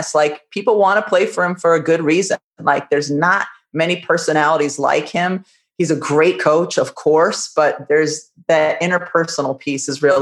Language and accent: English; Massachusetts, United States; I grew up in Massachusetts, but my parents were teachers in Connecticut